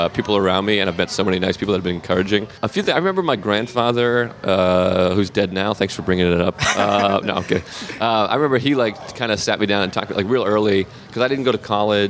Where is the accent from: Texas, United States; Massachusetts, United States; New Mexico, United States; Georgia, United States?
Massachusetts, United States; Whitman; accent: Boston; I lived, I lived in Whitman, Massachusetts, which is where I grew up, which is about 35 minutes